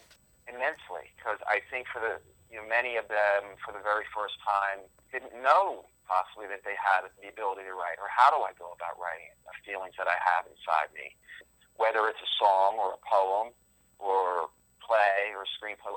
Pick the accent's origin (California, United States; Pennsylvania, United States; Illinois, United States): Pennsylvania, United States; Philadelphia; moved away as an adult; also born or lived in Los Angeles; now in New York City, United States; I spent my childhood years all through in the Philadelphia area